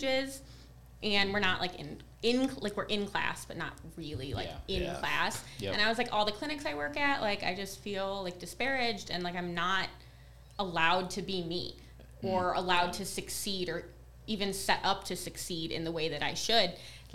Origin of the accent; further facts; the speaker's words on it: Detroit, Michigan, United States; I'm from the Metro Detroit